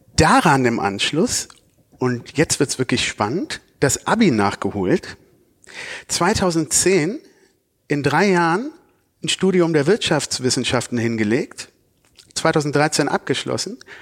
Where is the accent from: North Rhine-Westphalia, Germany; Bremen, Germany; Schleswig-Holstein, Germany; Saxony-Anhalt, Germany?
North Rhine-Westphalia, Germany; Cologne; Wir als Kölner